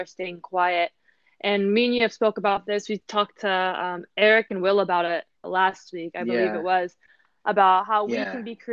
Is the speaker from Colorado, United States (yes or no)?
no; Vallejo, California, United States; I'm half Filipino, half white, but I grew up in Vallejo